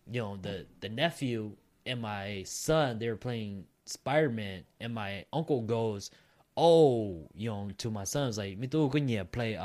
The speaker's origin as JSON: {"language": "English", "country": "United States", "tie": "born or raised there", "said": "I grew up in America. I don't speak Hmong like that."}